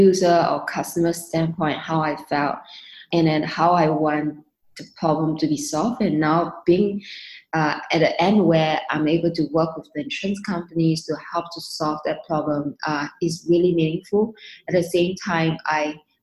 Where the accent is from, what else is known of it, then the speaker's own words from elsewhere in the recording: Singapore; also born or lived in London, United Kingdom; I moved back to Singapore from London back in 2013. Mainly was because of my family